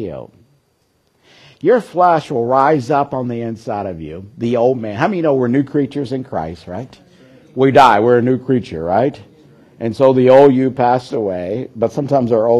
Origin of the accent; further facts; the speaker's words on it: Kentucky, United States; I grew up in Kentucky and they had horse farms there